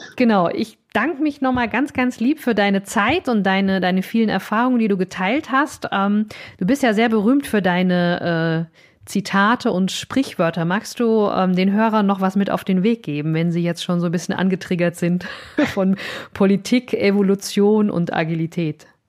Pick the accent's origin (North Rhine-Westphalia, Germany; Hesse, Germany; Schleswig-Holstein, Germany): Hesse, Germany; Vogelsberg; ich bin ja so ein altes Landei, ne? ich bin aus dem Vogelsberg